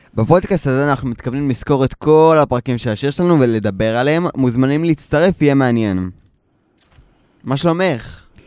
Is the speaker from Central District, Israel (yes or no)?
no; Tel Aviv, Tel Aviv District, Israel; אני נולדתי בתל אביב